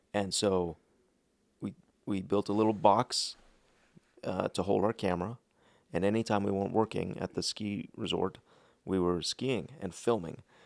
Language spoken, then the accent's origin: English; Park City, Utah, United States; also born or lived in Salt Lake City, Utah / South Jordan, Utah / Riverton, Utah / Dallas, Texas; I grew up in Park City.